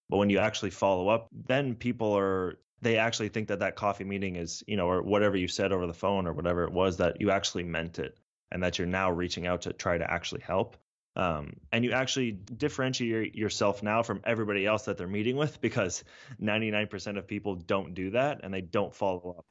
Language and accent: English; San Francisco Bay Area, California, United States; also born or lived in Toronto, Canada; I was born in Toronto, but really grew up in, in the San Francisco Bay Area